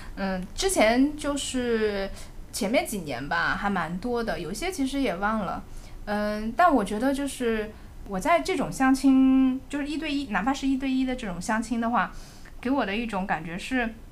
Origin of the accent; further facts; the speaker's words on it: Zhejiang, China; now in Shanghai, China; 我本身是浙江人嘛，像我这种就是在上海读书，然后之后在工作